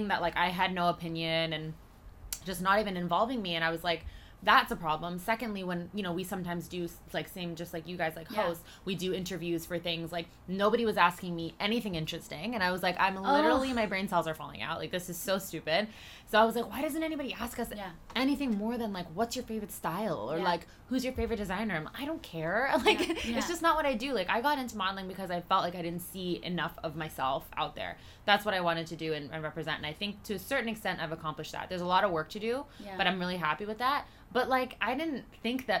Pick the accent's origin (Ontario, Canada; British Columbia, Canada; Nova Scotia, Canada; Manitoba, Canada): Ontario, Canada; Toronto; moved away as an adult; also born or lived in Trinidad and Tobago; now in New York, United States; I wasn't born in Canada, but I moved here when I was, like, 4 or 5. And this has just, like, always been my home